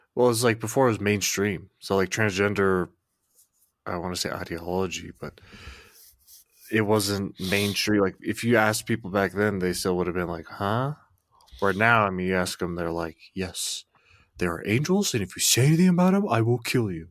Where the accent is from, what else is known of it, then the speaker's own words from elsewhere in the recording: Arkansas, United States; I'm from Arkansas